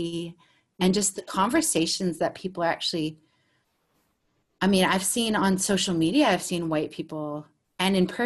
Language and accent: English; United States; now in Australia; as a American and Australian